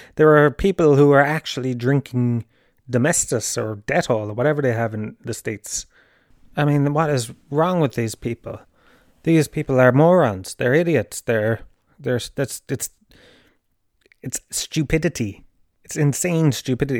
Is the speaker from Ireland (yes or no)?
yes; Tralee, Munster, Ireland; Holy Family is primary school that I went to in, in Tralee